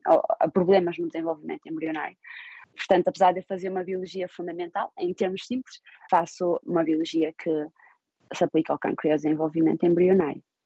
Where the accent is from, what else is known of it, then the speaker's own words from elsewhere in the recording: Portugal; moved away as an adult; also born or lived in Finland / Austria / Switzerland; now in Baltimore, United States; como portuguesa e como europeia